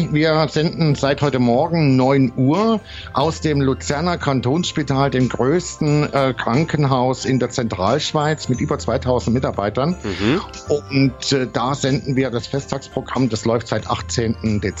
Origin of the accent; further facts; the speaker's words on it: Thuringia, Germany; bei uns in Deutschland, ich bin ja auch von Thüringen im Übrigen